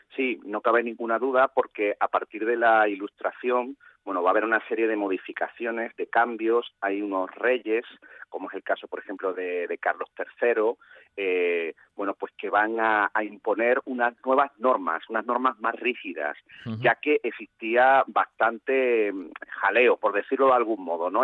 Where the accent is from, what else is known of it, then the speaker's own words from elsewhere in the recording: Seville, Andalusia, Spain; barrio de Triana, donde yo nací y me crié